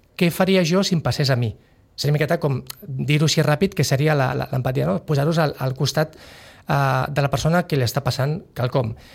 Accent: Sitges, Catalonia, Spain; born or raised there; moved away as an adult; also born or lived in San Sebastián, Basque Country

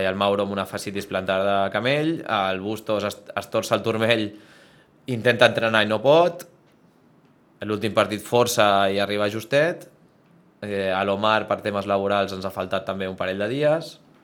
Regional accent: Sitges, Catalonia, Spain; al club del meu poble

